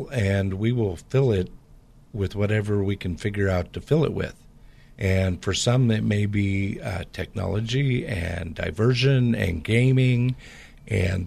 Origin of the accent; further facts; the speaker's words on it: Portland, Pacific Northwest, United States; I grew up in the Pacific Northwest, which has a lot of the same type of culture in the Portland area as the Bay Area